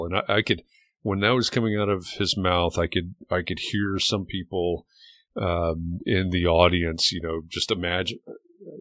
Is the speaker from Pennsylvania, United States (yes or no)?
no; Atlanta, Georgia, United States; I'm originally from Atlanta, I grew up going to Braves games